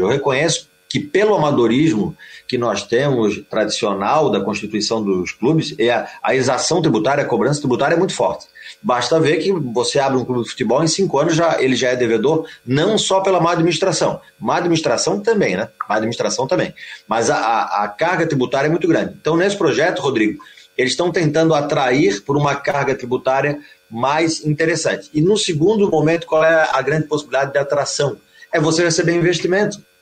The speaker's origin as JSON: {"language": "Portuguese", "town": "Florianópolis", "region": "Santa Catarina", "country": "Brazil", "said": "nós, né, que somos de Florianópolis"}